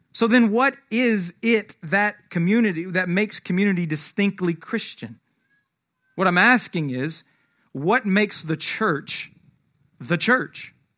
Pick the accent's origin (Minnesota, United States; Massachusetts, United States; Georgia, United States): Georgia, United States; Atlanta; moved away; I'm from Atlanta originally